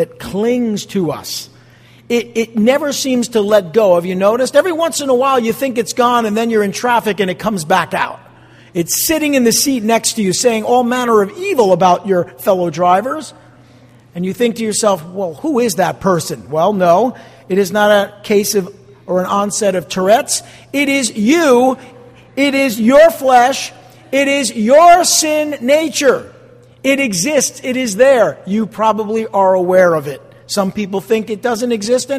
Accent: New Jersey, United States; I'm from Jersey

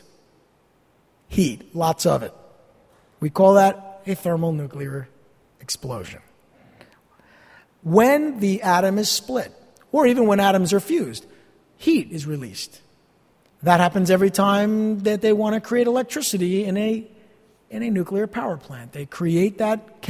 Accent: New Jersey, United States; I'm from New Jersey

